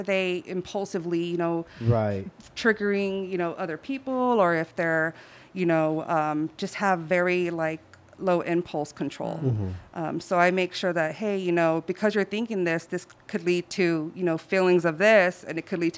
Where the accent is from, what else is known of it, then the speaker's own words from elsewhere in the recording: San Diego, California, United States; I grew up in Barrio Logan